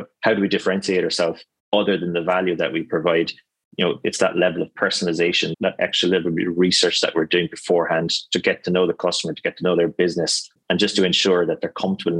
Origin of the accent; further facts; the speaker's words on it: Cork, Munster, Ireland; my hometown in Cork